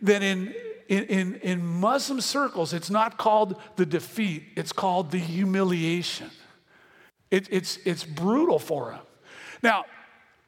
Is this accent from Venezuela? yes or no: yes; Venezuela; I'm from Venezuela